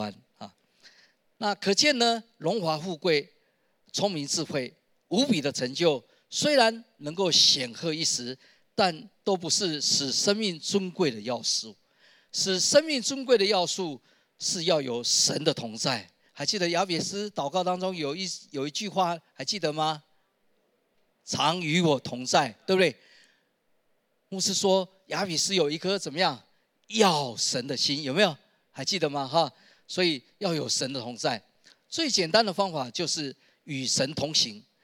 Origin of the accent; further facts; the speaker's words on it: Taishan, New Taipei, Taiwan; 原来我们是住在泰山的黎明技术学院的后面一点的山坡上